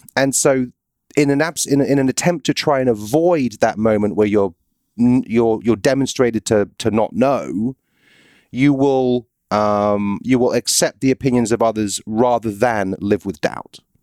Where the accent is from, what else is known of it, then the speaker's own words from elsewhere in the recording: United Kingdom; moved away; I'm British